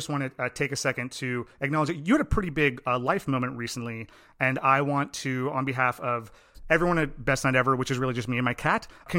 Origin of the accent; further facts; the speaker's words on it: North Massapequa, New York, United States; I'm from Long Island. I don't know if, I think I told you that before. I actually grew up like two towns south of you. I went to Plain Edge High School, and like I lived on the border of Bethpage and North Massapequa.